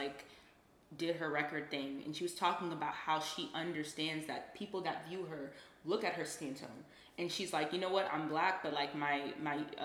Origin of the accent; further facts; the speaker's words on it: United States; We were black kids that were raised in the suburbs.